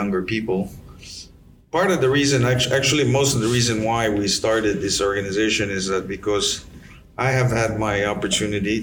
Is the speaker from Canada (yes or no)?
no; Yap, Micronesia; moved away; also born or lived in Pohnpei